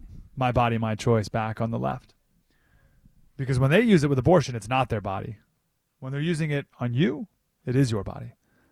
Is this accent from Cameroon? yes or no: no; Canada; at least us in Canada. They have a football league. Right? We play hockey.